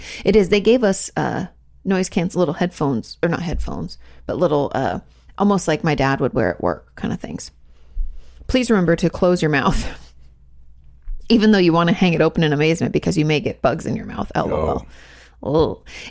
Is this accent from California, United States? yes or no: no; Orlando, Florida, United States; also born or lived in Jacksonville / Pensacola; I was born in Jacksonville, grew up in Orlando, and went to college in Pensacola.